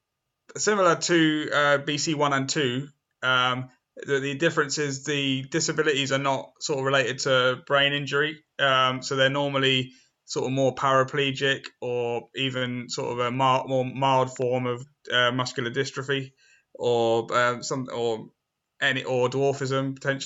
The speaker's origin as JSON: {"language": "English", "town": "Southampton", "region": "South East England", "country": "United Kingdom", "tie": "born or raised there", "also_born_or_lived": "Eastleigh", "said": "I was at a special school in Southampton because I was born in Southampton, and I went to a special school there"}